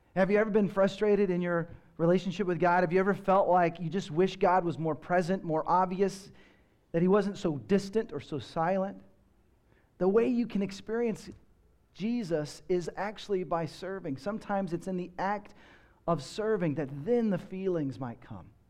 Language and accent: English; Texas, United States; I grew up in Texas